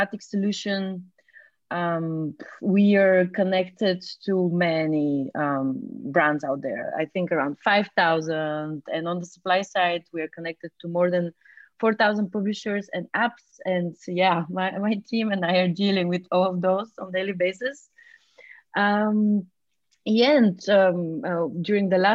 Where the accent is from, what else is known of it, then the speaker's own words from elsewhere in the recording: Bulgaria; moved away as an adult; now in Berlin, Germany; I'm from Bulgaria. And I've been living in Berlin since 2014.